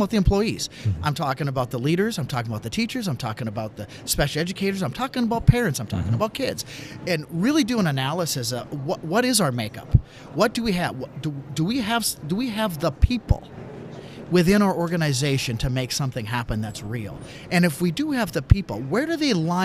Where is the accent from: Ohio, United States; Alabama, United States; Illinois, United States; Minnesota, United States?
Minnesota, United States; St. Cloud; moved away as an adult; also born or lived in Pittsburgh, Pennsylvania; I moved back from Pittsburgh back to the St. Cloud, Minnesota area, where I was born and raised, and that's where I'm right now